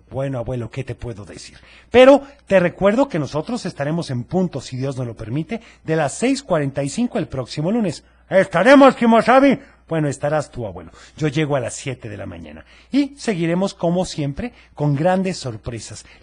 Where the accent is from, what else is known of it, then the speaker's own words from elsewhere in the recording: Tepatitlán, Jalisco, Mexico; de Tepatitlán.